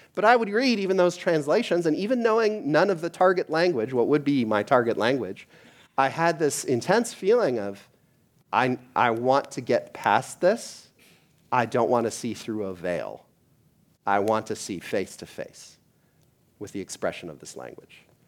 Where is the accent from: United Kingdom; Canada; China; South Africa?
Canada; moved away; I am from Canada